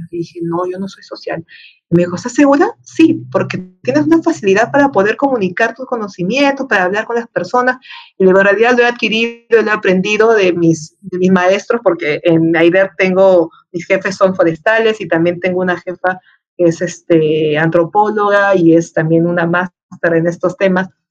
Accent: Peru; La Molina de Lima, Perú, ¿no? Mi país natal.

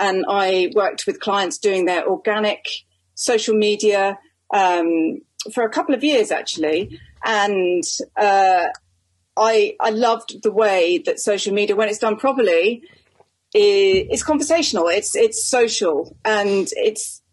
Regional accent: United Kingdom; I'm a Brit

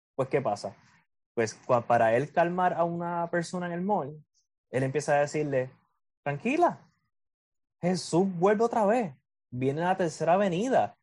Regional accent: Puerto Rico

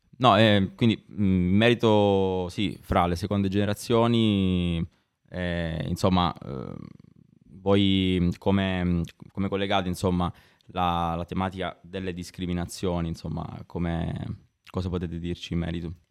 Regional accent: Sicily, Italy; io sono siciliano come te, ma non, non sono nato al nord

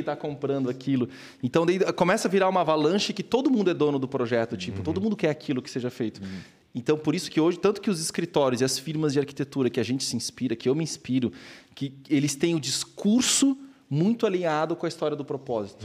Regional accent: Blumenau, Santa Catarina, Brazil; sou de Blumenau, nasci

